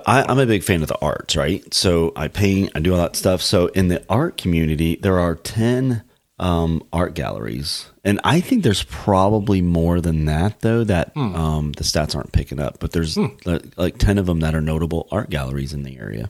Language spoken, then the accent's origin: English; Florida, United States; now in Dallas, United States; I'm from Florida. Like, I grew up in the Gulf of Mexico.